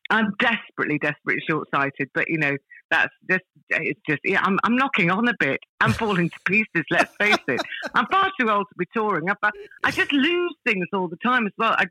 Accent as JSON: {"language": "English", "country": "Malaysia", "tie": "born there", "said": "uh, yeah, I was born in Malaya. Uh, it was it was Malaya back then, but it's Malaysia now because um, my dad was in the army."}